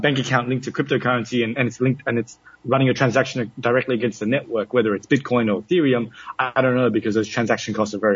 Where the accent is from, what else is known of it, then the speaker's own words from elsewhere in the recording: Australia; moved away as an adult; now in United Arab Emirates; I come from Australia